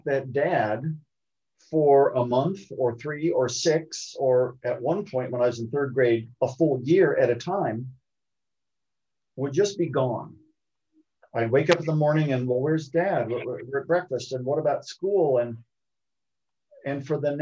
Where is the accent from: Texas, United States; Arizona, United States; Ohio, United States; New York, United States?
Ohio, United States; Columbus; I was born in Columbus, Ohio